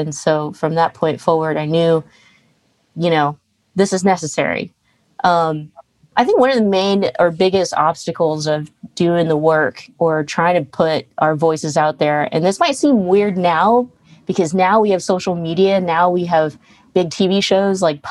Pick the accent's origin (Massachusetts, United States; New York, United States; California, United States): California, United States; Stockton; growing up in Stockton